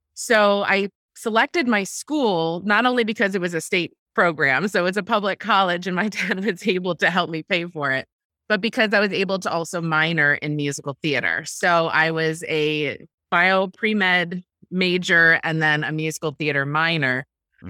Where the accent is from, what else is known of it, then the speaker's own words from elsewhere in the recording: Ithaca, New York, United States; I grew up in Ithaca, New York, which is in upstate New York